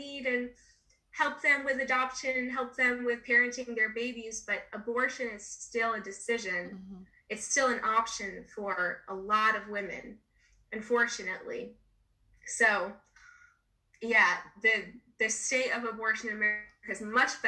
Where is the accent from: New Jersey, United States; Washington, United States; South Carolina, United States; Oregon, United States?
New Jersey, United States; my home state of New Jersey